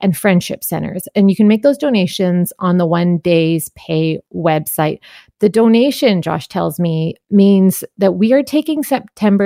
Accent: Vancouver, British Columbia, Canada; when I think about being a Vancouverite

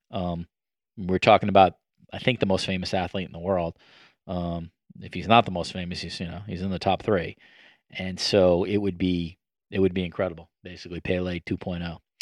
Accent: New York, United States; moved away as an adult; now in Toronto, Canada; I'm a longtime New Yorker

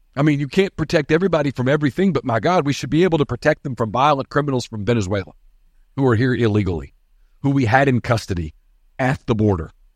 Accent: United States; also born or lived in Oxford, Mississippi; those of us who were born American.

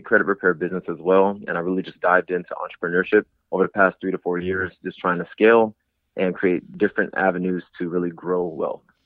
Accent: San Diego, California, United States; I'm from San Diego, California, born and raised

